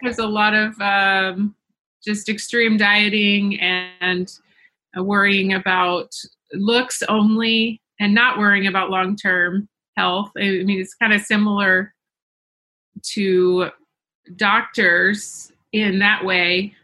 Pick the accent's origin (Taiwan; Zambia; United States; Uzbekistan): United States; the South; I grew up in the South